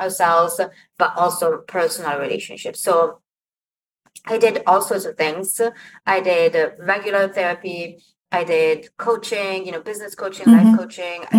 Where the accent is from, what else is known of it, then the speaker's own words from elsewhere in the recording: Milan, Lombardy, Italy; moved away as an adult; now in United States; I moved to the States from Italy when I was 23. I knew that I came from this family. I knew that I was born in Milan